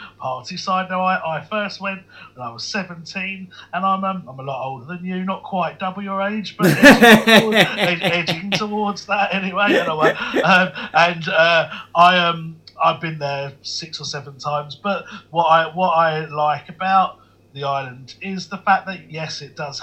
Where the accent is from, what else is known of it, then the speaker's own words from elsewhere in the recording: London, United Kingdom; also born or lived in East Anglia; I'm from South Woodford, which is a suburb in London, sort of near Walthamstow, Leytonstone, that sort of way. I was born in Leytonstone, grew up there all my life